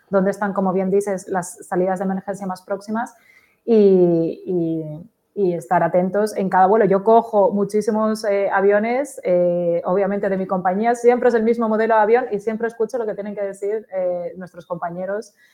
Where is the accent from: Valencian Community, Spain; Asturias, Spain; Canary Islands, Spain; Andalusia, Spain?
Canary Islands, Spain